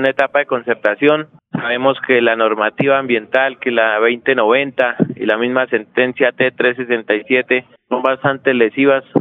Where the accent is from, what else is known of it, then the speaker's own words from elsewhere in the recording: Berlín, Santander, Colombia; Bienvenido acá a mi tierra, Berlín.